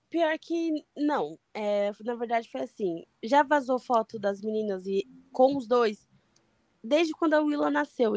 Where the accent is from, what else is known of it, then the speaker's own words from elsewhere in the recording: São Paulo, Brazil; eu sou de São Paulo, mas eu não moro no, na capital